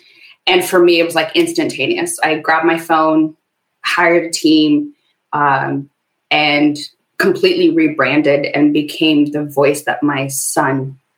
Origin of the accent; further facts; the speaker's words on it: Ethiopia; also born or lived in Sudan; I was born in a refugee camp. So I've got this, I'm Ethiopian, but I was born in Sudan.